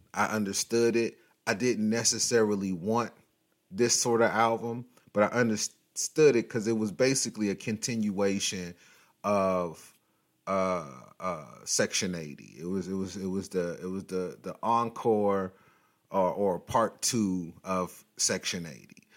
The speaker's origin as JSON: {"language": "English", "town": "Long Beach", "region": "California", "country": "United States", "tie": "born or raised there", "said": "I'm from Long Beach, but I'm from, you know, California, and I've lived here all my life"}